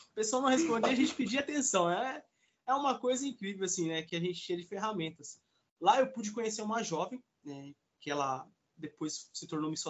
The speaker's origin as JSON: {"language": "Portuguese", "town": "Salto", "region": "São Paulo", "country": "Brazil", "said": "eu sou da cidade de Salto. Interior..."}